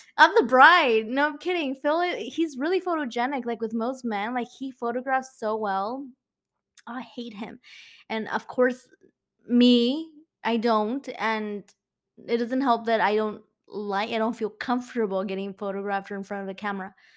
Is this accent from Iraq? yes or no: no; Mexico; accent: Mexican; my Mexican accent